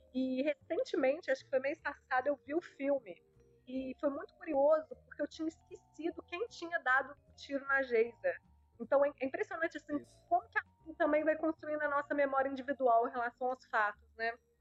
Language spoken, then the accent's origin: Portuguese; Juiz de Fora, Minas Gerais, Brazil; nasci em Juiz de Fora